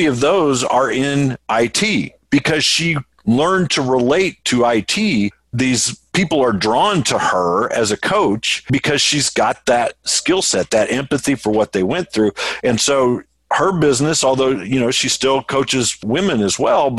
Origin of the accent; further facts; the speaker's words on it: Indianapolis, Indiana, United States; I'm from Indianapolis